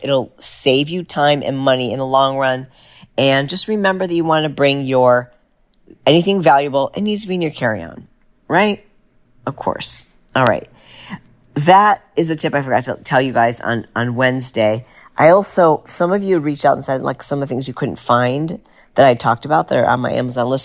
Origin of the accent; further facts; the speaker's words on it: United States; we'd say America